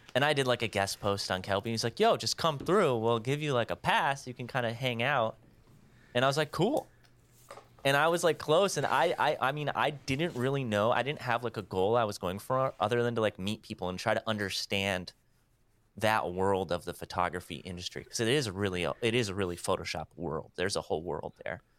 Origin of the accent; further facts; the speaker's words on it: Wisconsin, United States; I'm from Wisconsin